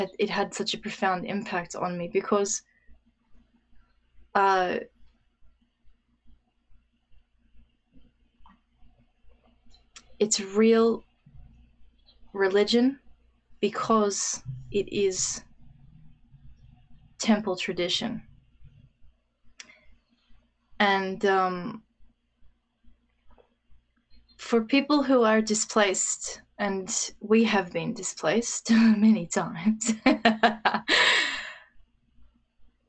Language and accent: English; Australia; my experience as an Australian